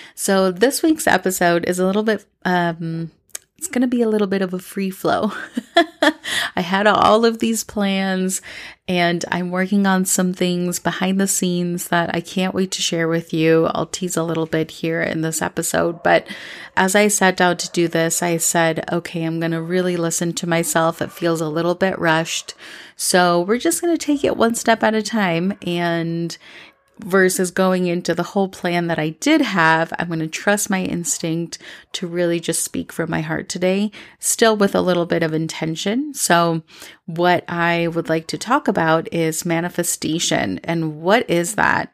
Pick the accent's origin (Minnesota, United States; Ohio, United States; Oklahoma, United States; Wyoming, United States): Minnesota, United States; also born or lived in New York City / Los Angeles; now in Medellín, Colombia; when I moved to Minnesota from May to June when I was younger, when I was seven, I have always wanted to come back and live here